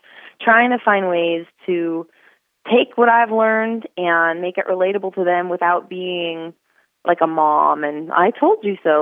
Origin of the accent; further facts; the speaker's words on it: Northern California, United States; moved away as an adult; now in Texas, United States; I grew up in Northern California